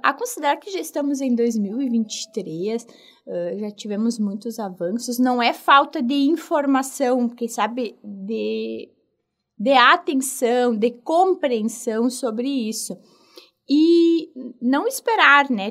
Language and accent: Portuguese; Rio Grande do Sul, Brazil; eu sou aqui do Rio Grande do Sul